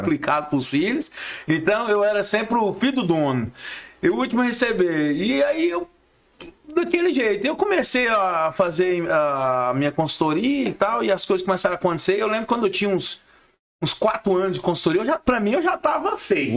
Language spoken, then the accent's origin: Portuguese; Goiás, Brazil; Eu sou consultor, sou goiano, pé rachado